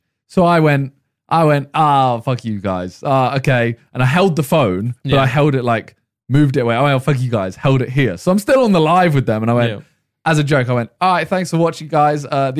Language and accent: English; Sheffield, Yorkshire and the Humber, United Kingdom; I was like, and I'm from Sheffield.